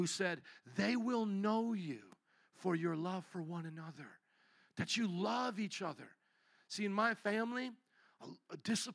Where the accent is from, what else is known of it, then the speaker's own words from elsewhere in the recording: Midwest, United States; moved away; I was from the Midwest, and I never really, like you guys, grew up around a beach